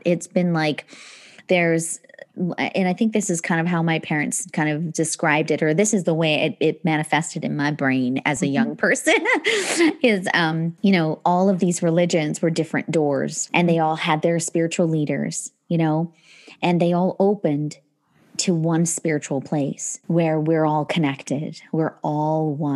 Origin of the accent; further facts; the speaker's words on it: Northern Alberta, Canada; also born or lived in England; we grew up in Northern Alberta